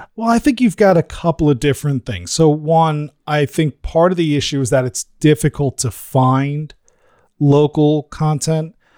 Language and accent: English; New Jersey, United States; I'm from New Jersey